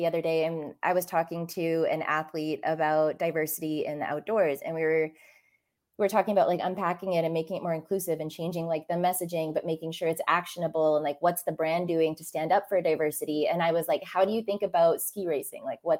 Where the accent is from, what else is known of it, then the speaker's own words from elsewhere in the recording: Banff, Alberta, Canada; it's like growing up in Banff. Banff is colonialized.